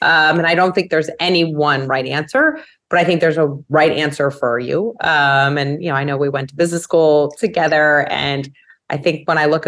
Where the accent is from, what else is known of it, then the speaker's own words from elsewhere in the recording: New York City, New York, United States; I'm a native New Yorker. I've made it all of 20 blocks in my life